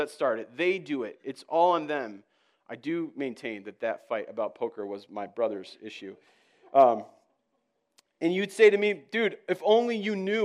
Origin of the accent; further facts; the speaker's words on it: East Coast, United States; moved away as an adult; now in Minnesota, United States; I hail from the East Coast. I've had to learn your ways. I came out here 8 years ago